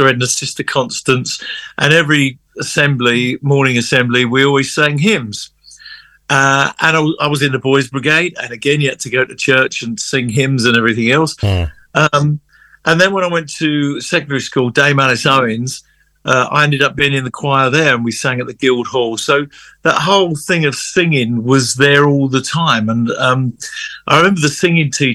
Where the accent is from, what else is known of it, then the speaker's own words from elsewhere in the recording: London, United Kingdom; first in my family from the Angel Islington to get one